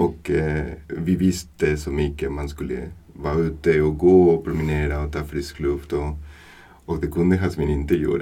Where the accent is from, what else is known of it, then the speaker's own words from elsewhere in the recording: Buenos Aires, Argentina; Swedish is a second language; moved away as an adult; now in Sweden; Jag är från Argentina, mm. från Buenos Aires, Argentina. Mm. Och har kommit eh, till Sverige, har flyttat till Sverige 2011 mm. som, som vuxen.